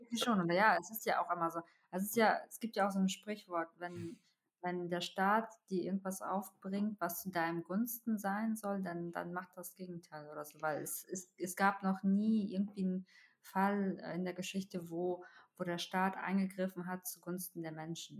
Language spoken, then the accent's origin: German; Russia; now in Germany; ich komme ja aus Russland